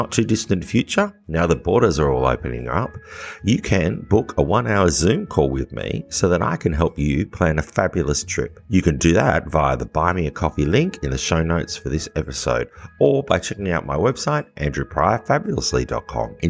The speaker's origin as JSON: {"language": "English", "country": "Australia", "said": "as an Australian"}